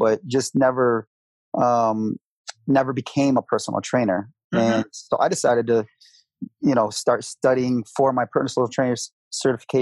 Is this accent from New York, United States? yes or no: no; Grand Rapids, Michigan, United States; moved away as an adult; now in Colorado, United States; I'm originally from Michigan, Grand Rapids, Michigan. And I moved out to Colorado 11 years ago.